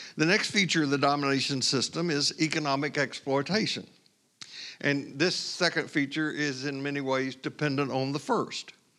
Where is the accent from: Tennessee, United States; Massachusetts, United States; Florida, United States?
Tennessee, United States; I grew up in Tennessee, as you know, just west of Cherokee Native American people